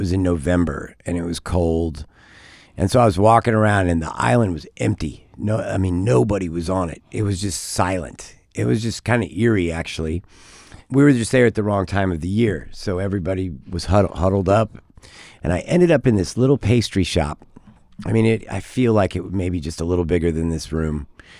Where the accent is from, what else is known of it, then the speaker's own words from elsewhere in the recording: Texas, United States; You know, I was from Texas, you know, being from mm-hmm. Texas.